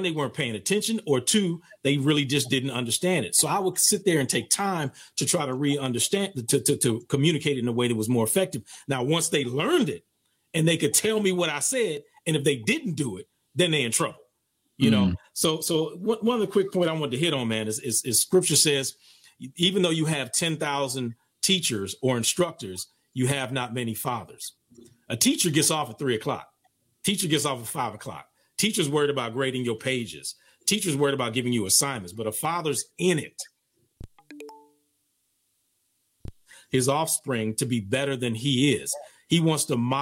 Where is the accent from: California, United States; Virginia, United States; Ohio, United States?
California, United States; Oakland; moved away as an adult; also born or lived in East Coast; I moved to the East Coast from Oakland in 83 to go to college